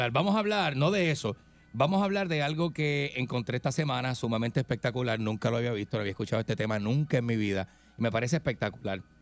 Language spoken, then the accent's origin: Spanish; Ponce, Puerto Rico; born there; Eh, yo nací en el Hospital Distrito de Ponce.